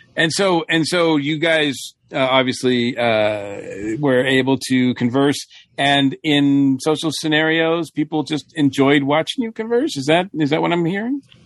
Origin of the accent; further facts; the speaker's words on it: Massachusetts, United States; I grew up in in Massachusetts